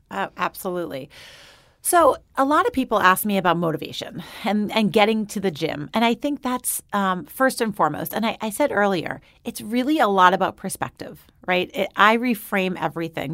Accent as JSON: {"language": "English", "region": "New York", "country": "United States", "tie": "born or raised there", "said": "I grew up just outside of New York City, and then I moved to the city."}